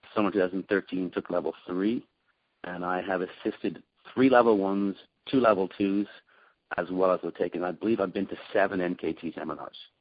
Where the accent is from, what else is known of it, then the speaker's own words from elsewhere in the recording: Dublin, Leinster, Ireland; moved away as an adult; also born or lived in London; now in United States; I am from Dublin in Ireland, uh, and I have been in the United States since the year 2000.